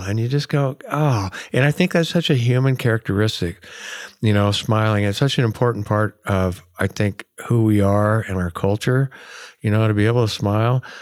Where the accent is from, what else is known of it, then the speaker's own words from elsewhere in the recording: Oregon, United States; here in Oregon, like, we wave at each other when we're driving by, you know, and, and you walk through my hometown and everybody, like, says hi